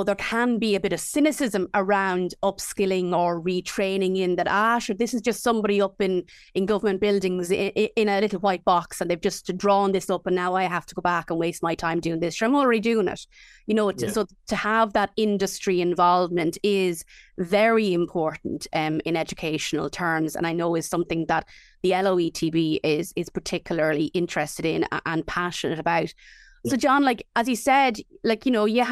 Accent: County Offaly, Ireland; growing up in County Offaly, Mount Lucas was always a blink and you'll miss it kind of a location

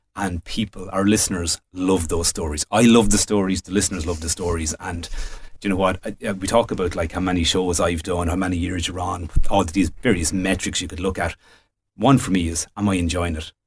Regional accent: Midlands, Ireland; I was born, I grew up in the Midlands

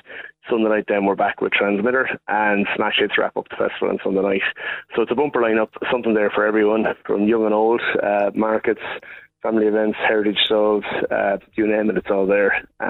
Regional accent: Portlaoise, Leinster, Ireland; growing up in Portlaoise all those years

